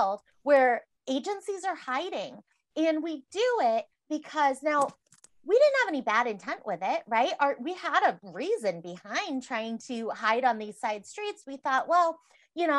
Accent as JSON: {"language": "English", "region": "Massachusetts", "country": "United States", "moved": "yes", "lives_now": "Iowa, United States", "said": "So I'm from Massachusetts."}